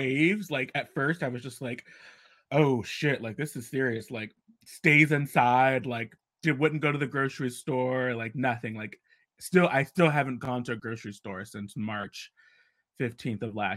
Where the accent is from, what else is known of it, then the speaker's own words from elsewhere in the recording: Ohio, United States; moved away; I went home to Ohio. I was supposed to be gone for a month and a half to stay with my family